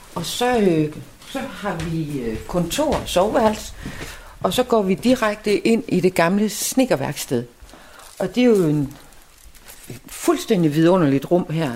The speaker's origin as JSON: {"language": "Danish", "town": "Skanderborg", "region": "Central Denmark Region", "country": "Denmark", "tie": "born or raised there", "moved": "as an adult", "lives_now": "Samsø, Denmark", "said": "nu kommer jeg fra Skanderborg. Øh, og det var også en lille by, da jeg var ung"}